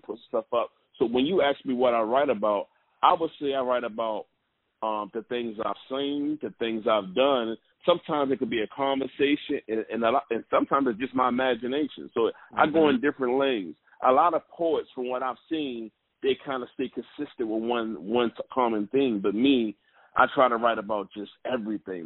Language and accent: English; Baltimore, Maryland, United States; now in Atlanta, United States; me growing up in Baltimore.